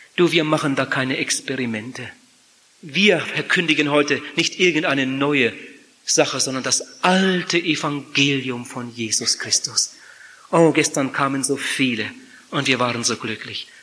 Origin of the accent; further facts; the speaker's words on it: Germany; Bei uns in Deutschland